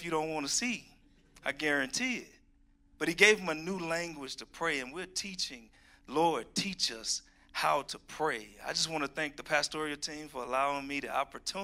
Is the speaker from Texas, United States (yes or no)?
yes; Houston, Texas, United States; also born or lived in Georgia; now in Colorado, United States; I'm from Texas, Houston, Texas, where we see snow once every 100 years